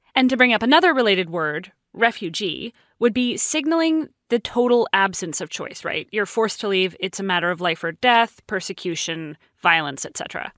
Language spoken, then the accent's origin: English; West Vancouver, British Columbia, Canada; I grew up in West Vancouver, which is often ranked as one of the richest cities in all of Canada